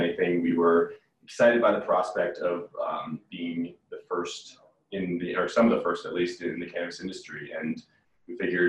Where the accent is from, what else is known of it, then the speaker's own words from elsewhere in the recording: Gill, Massachusetts, United States; moved away as an adult; now in Colorado, United States; from Gill, Massachusetts in Western Mass